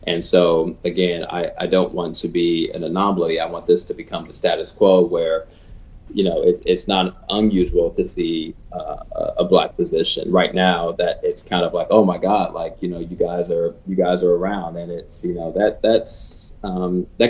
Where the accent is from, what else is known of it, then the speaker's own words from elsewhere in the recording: Chicago, Illinois, United States; my hometown of Chicago